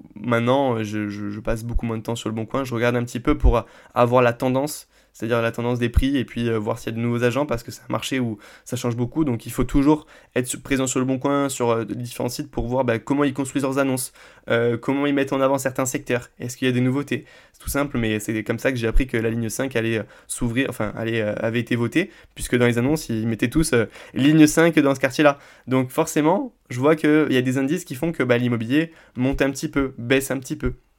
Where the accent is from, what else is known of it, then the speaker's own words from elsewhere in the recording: Vendargues, Occitania, France; moi je viens de Vendargue, on est euh, juste à côté de Montpellier